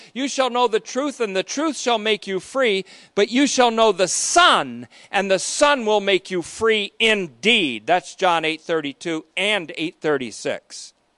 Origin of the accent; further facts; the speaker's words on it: United States; I speak provincially as an American Christian